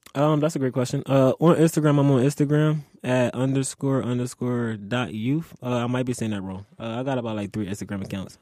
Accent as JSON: {"language": "English", "town": "Philadelphia", "region": "Pennsylvania", "country": "United States", "tie": "born or raised there", "also_born_or_lived": "Delaware", "moved": "yes", "said": "growing up in Philly, I would say it was fun."}